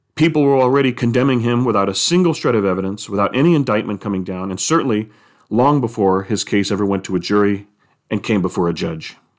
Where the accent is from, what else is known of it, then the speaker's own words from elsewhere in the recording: United States; as a person who is American, who loves being an American